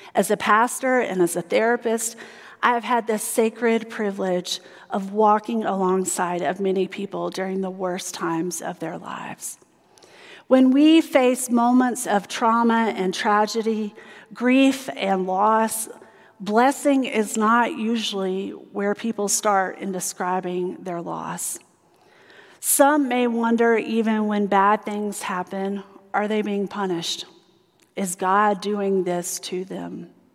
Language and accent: English; South Carolina, United States; moved away; where I grew up in South Carolina